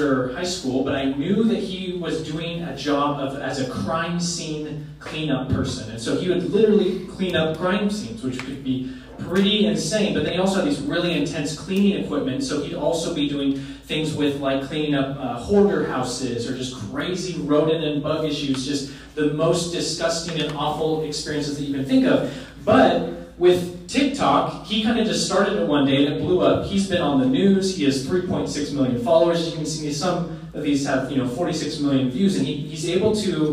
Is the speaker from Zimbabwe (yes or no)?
no; Oregon, United States; I grew up in Oregon